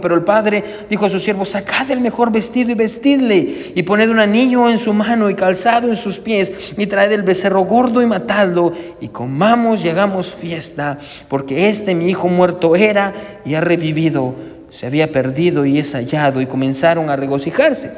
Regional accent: Guatemala; moved away; nosotros somos de Guatemala

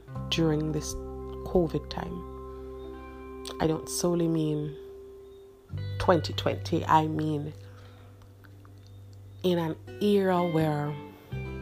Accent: Jamaica; I am Jamaican

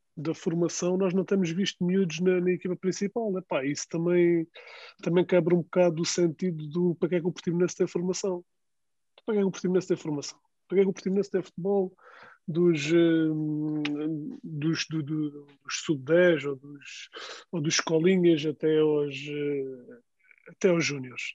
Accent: Algarve, Portugal; sou do Algarve

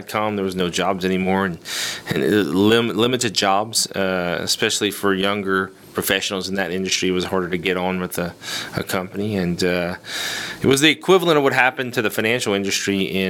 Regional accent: New Orleans, Louisiana, United States; moved away as an adult; also born or lived in Lafayette, Louisiana; originally, I am from South Louisiana, born in Lafayette.

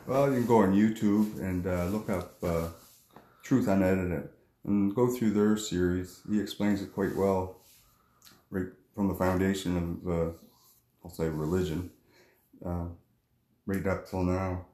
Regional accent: Cape Tormentine, New Brunswick, Canada; moved away as an adult; now in Moncton, Canada; I grew up in Cape Tormentine, New Brunswick. I moved to Moncton now.

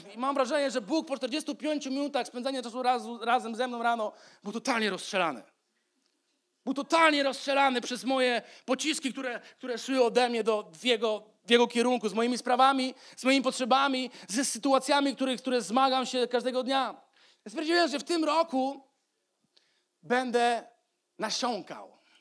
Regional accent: Poland

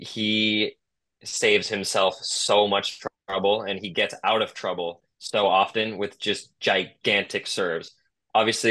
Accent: Tiburon, California, United States; my hometown challenger, the Tiburon Challenger

